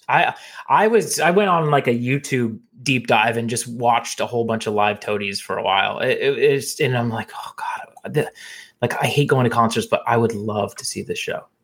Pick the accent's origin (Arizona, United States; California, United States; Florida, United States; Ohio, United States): Arizona, United States; Phoenix; growing up in Phoenix